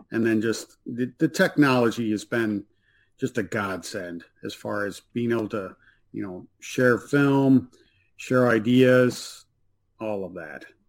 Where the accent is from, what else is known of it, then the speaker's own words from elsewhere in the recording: South Bend, Indiana, United States; I'm from the South Bend area, so I'm kind of partial to University of Notre Dame